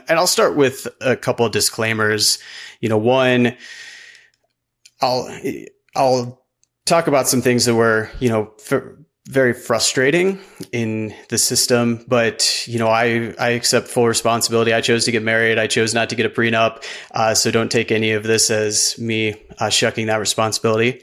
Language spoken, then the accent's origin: English; Midwest, United States; now in Golden, Colorado, United States; I grew up in the Midwest, middle class